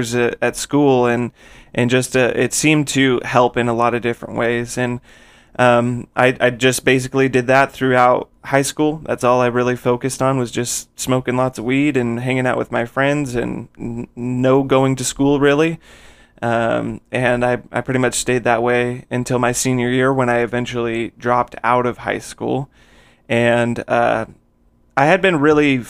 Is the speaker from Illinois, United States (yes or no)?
no; Phoenix, Arizona, United States; I was born in Phoenix, Arizona, and I still live in Arizona now